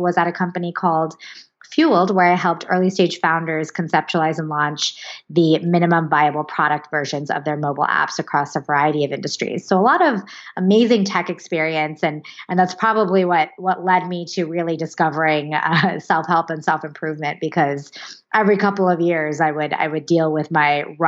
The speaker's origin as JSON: {"language": "English", "town": "Santa Barbara", "region": "California", "country": "United States", "tie": "born or raised there", "also_born_or_lived": "Los Angeles, California / New York / San Francisco, California", "said": "I was born and raised in Santa Barbara, California"}